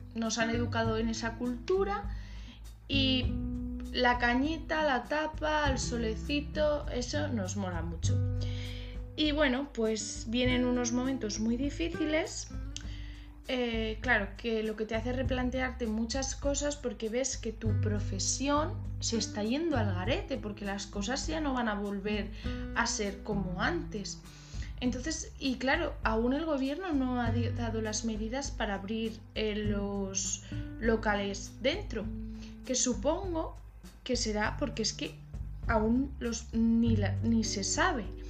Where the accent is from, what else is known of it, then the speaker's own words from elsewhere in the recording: Cuenca, Castilla-La Mancha, Spain; yo soy de Cuenca